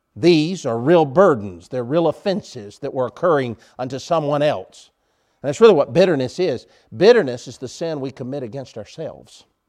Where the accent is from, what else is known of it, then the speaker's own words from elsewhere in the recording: United States; I'm an American.